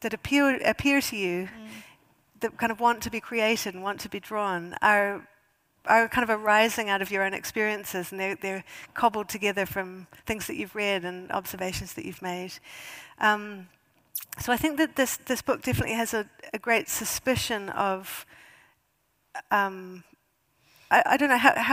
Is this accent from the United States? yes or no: no; New Zealand; moved away as an adult; now in United Kingdom; as a New Zealander